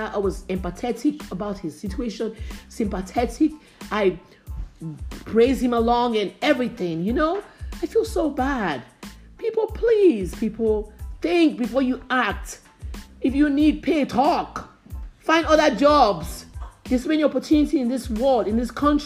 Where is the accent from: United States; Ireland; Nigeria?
Nigeria; I grew up in Nigeria.